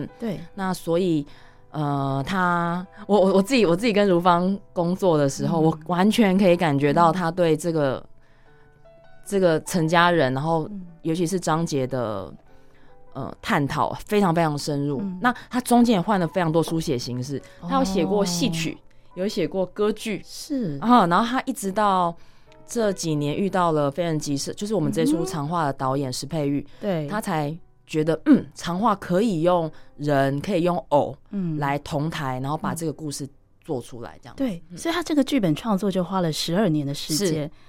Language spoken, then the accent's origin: Chinese; Chiayi, Chiayi City, Taiwan; moved away as an adult; 我自己是嘉义小孩，然后我就在嘉义市长大